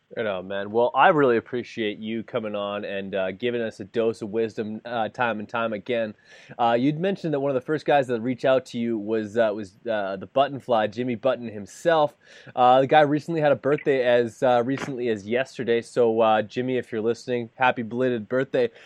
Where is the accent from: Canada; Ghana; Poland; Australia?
Canada; being Canadian